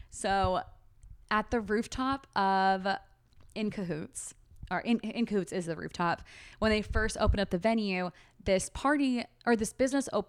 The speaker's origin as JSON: {"language": "English", "region": "California", "country": "United States", "lives_now": "Austin, United States", "said": "like I feel like people can tell I'm from California when when we talk"}